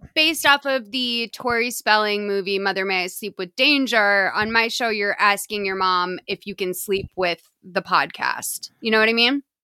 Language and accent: English; Lexington, Massachusetts, United States; moved away as an adult; now in Los Angeles, United States; I grew up in Lexington, Massachusetts, but I've lived out in L A for, like, fifteen years now